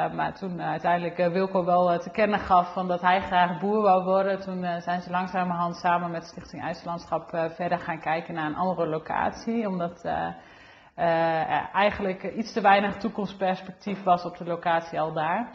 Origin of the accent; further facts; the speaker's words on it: Olst, Overijssel, Netherlands; Ik ben eh, geboren in Olst. Ehm, in het dorp